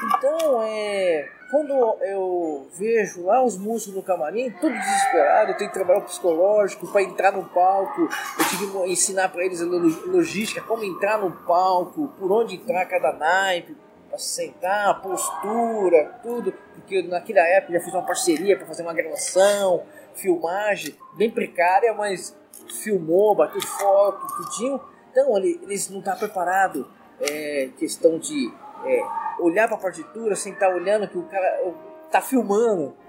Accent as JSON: {"language": "Portuguese", "region": "São Paulo", "country": "Brazil", "tie": "born or raised there", "said": "eu moro na zona, nasci na Zona Leste, tudo na história, eu nasci na Zona Leste, é, naquela época nada asfaltado, tudo lama"}